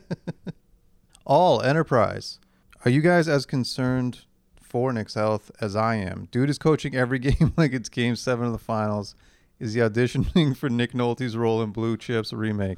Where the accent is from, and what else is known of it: Canada